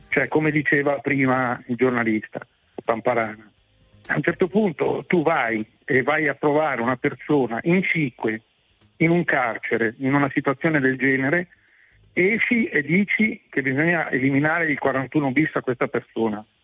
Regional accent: Tuscany, Italy; glielo no. dico da toscano, in Toscana non è considerato proprio un'aquila

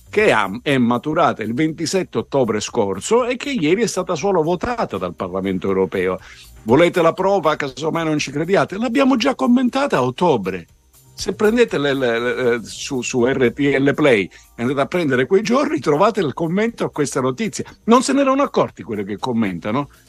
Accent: Sicily, Italy; io sono siciliano

